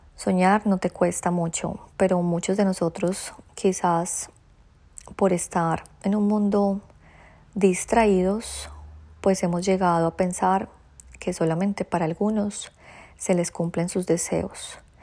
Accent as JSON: {"language": "Spanish", "country": "Colombia", "moved": "as an adult", "lives_now": "Australia", "said": "hay tradiciones que aún me traigo de mi tierrita, hay tradiciones que me siguen gustando, hay otras que deseché, pero esta tradición colombiana se las quiero compartir porque incluso yo desde que llegué a Australia"}